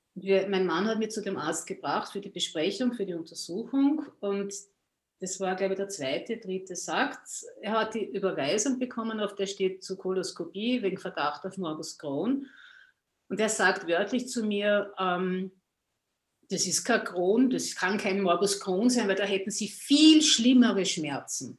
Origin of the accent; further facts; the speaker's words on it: Austria; ich komme aus Österreich, wie man vielleicht an meiner Aussprache hört, an meinem Dialekt